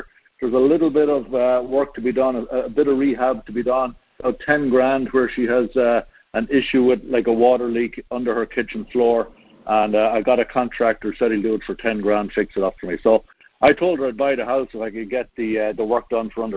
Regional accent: Ireland; now in Ohio, United States; I'm from Ireland

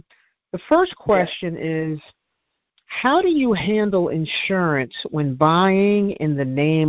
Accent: New Jersey, United States; I'm from Jersey, too.

